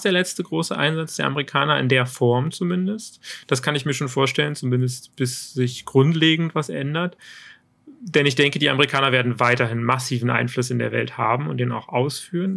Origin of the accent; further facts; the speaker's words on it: Germany; als Deutsche